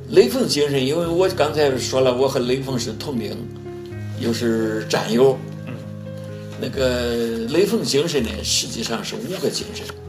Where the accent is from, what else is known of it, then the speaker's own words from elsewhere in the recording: China; also born or lived in Zhengzhou; 作为一个中国人